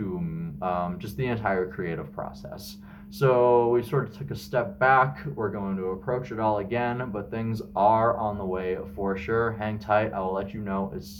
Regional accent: Regina, Saskatchewan, Canada; now in Kamloops, Canada; my hometowns, which are Regina, where I'm originally from, and Kamloops, where I currently live

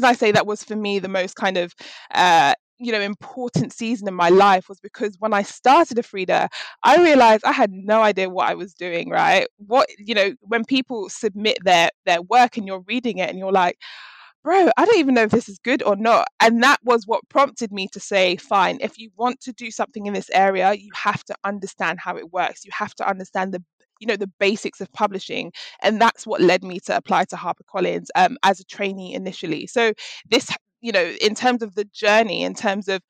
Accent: London, United Kingdom; somebody who was born and raised in London

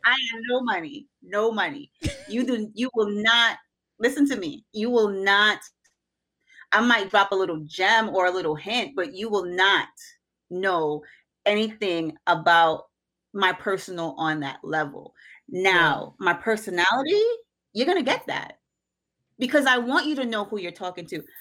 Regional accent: Jamaica; I'm unapologetically Jamaican

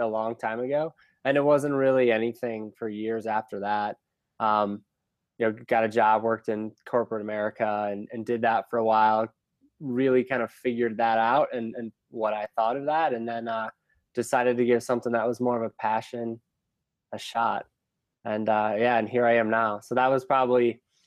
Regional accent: Cleveland, Ohio, United States; also born or lived in California / Chicago; now in Denver, United States; I grew up in Cleveland

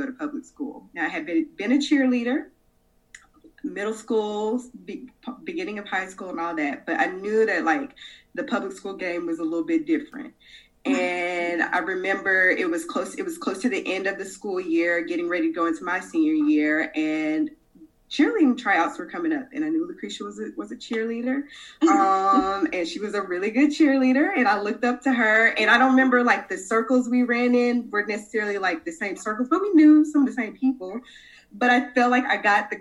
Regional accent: Chicago, Illinois, United States; I was born and raised in Chicago

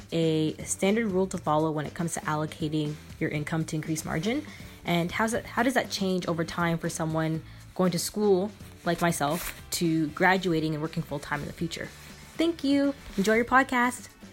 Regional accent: Canada; I am from Canada

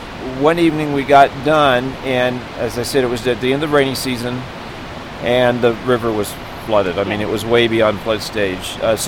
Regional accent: Texas, United States; I grew up around a lot of snakes. I grew up in Texas, and so we had snakes everywhere.

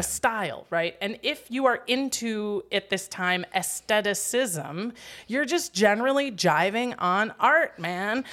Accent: Wisconsin, United States; accent: Wisconsin; moved away; I'm from Wisconsin

